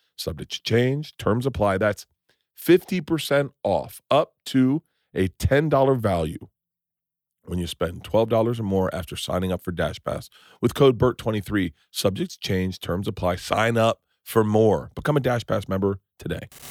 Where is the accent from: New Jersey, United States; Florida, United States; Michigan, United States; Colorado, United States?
Florida, United States; Tampa; moved away; also born or lived in New York; I grew up in Tampa